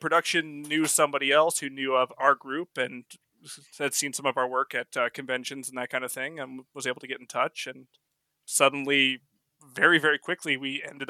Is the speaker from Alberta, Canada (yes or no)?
yes; Edmonton, Alberta, Canada; now in Calgary, Canada; I'm from originally from Edmonton, Alberta. I live in Calgary, which is our two big cities.